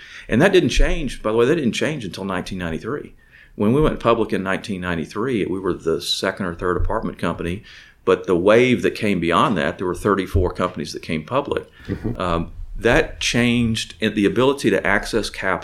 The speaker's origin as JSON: {"language": "English", "town": "Pasadena", "region": "Texas", "country": "United States", "tie": "born or raised there", "also_born_or_lived": "McComb, Mississippi", "said": "I grew up in Pasadena, went to high school at Sam Rayburn High School."}